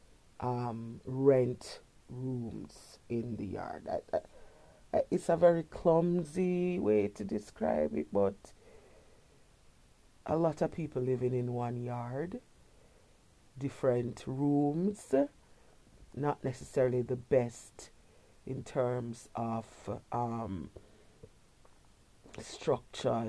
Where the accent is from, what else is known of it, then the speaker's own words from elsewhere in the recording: Kingston, Jamaica; When I was a little girl, I grew up in Kingston